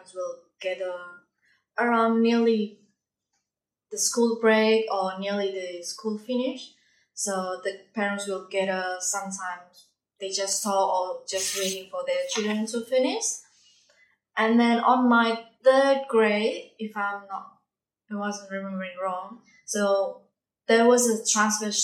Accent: Indonesia; English is a second language; now in Darwin, Australia; I'm from Indonesia

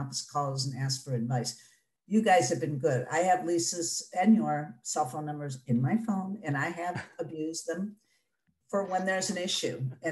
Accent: Detroit, Michigan, United States; I'm born and raised in Detroit. And so I'm a Northwest Detroit individual

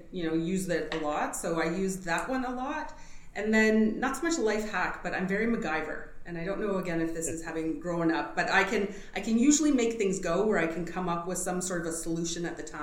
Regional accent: Canada; French, unfortunately, being Canadian, didn't stick with me

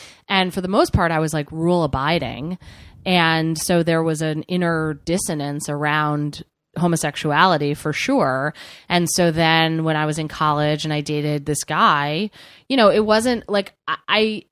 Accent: New Jersey, United States; I'm from New Jersey

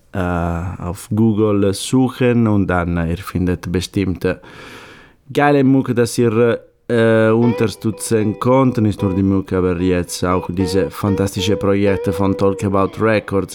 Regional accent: Sardinia, Italy; German is a second language; moved away; Wir fliegen jetzt nach Sardinien, nach meinem Heimat.

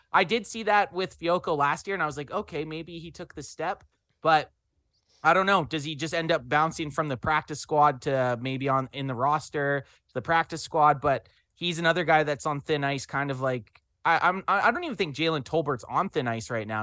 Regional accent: Canada; we're Canadian boys

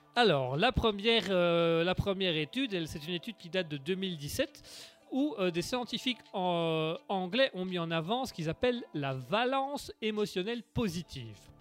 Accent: Belgium; je venais de Belgique

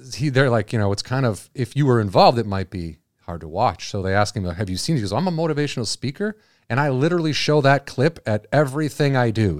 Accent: Illinois, United States; I'm from Illinois

